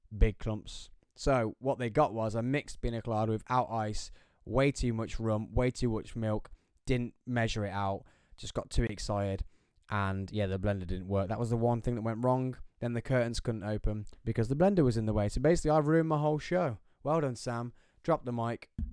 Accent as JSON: {"language": "English", "region": "England", "country": "United Kingdom", "said": "being English, being British"}